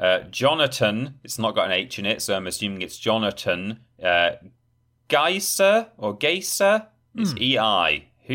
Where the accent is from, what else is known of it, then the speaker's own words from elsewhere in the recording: Yorkshire and the Humber, United Kingdom; You know, some people, you know, I'm from Yorkshire, Ben.